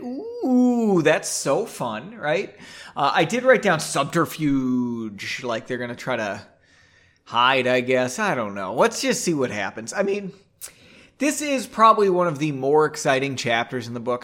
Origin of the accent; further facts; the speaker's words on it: Massachusetts, United States; saying a Zan makes me sound like I'm from Massachusetts, which I am